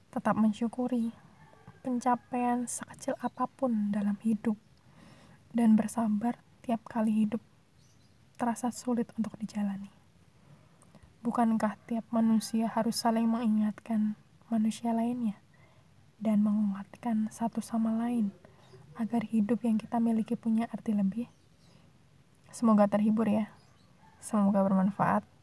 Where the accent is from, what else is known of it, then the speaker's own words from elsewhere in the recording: Surakarta, Central Java, Indonesia; Saya asli orang Solo, Surakarta tepatnya.